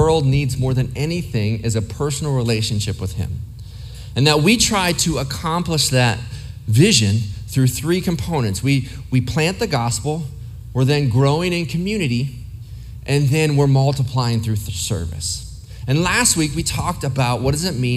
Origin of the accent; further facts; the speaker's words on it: Ohio, United States; now in Arizona, United States; I lived in several places. I grew up mostly in Ohio.